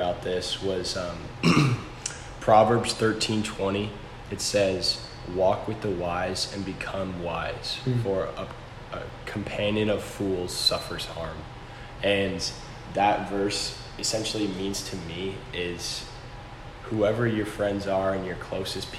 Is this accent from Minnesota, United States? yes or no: yes; Eden Prairie, Minnesota, United States; also born or lived in Arizona; I'm from Eden Prairie, Minnesota